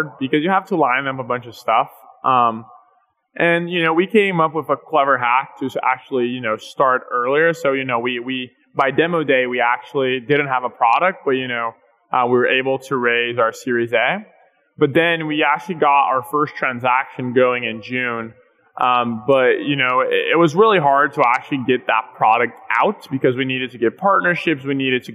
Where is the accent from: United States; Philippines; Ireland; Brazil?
Brazil; moved away; both Pedro and I, my co-founder, we were born and raised in Brazil